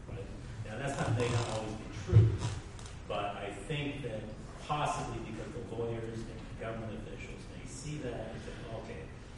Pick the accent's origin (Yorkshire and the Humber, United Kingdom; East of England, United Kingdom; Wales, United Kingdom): Yorkshire and the Humber, United Kingdom; York; from York.